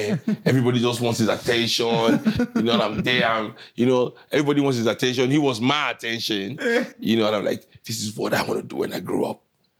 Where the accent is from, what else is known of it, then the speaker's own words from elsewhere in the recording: Kolkata, West Bengal, India; because growing up in Calcutta, everybody was smoking